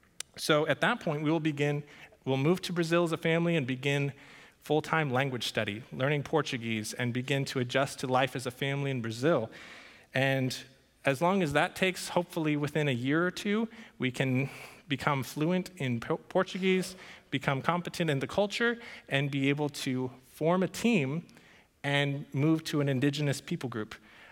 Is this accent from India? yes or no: no; Paraguay; And that surprises some people, since I grew up in Paraguay, and that's a story in and of itself.